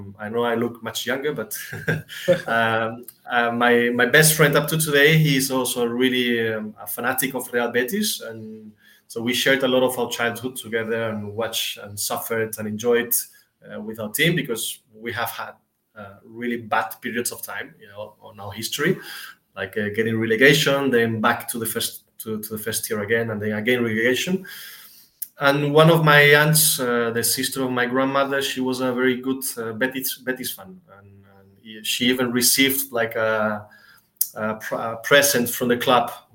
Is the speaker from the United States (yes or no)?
no; Seville, Andalusia, Spain; my parents met in Sevilla and I was born there and raised there